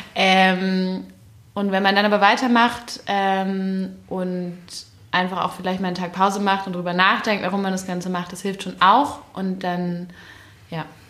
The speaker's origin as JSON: {"language": "German", "region": "Berlin", "country": "Germany", "also_born_or_lived": "Frankfurt", "said": "dann komme ich ja aus Berlin"}